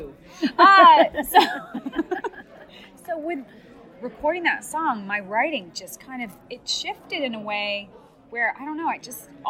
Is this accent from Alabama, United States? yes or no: no; Montana, United States; I'm from Montana. For a while, we didn't even have a speed limit.